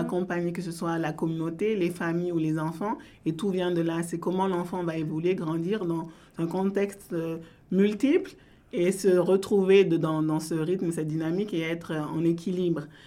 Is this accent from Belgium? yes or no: no; France; also born or lived in Ontario, Canada; now in Canada; je suis née en France